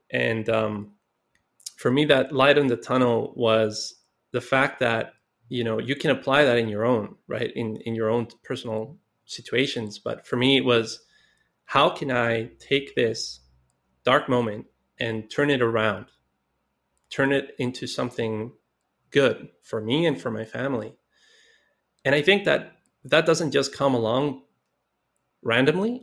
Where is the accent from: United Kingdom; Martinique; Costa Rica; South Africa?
Costa Rica; I grew up in Costa Rica, and I, you know, I came up, uh, in a very poor neighborhood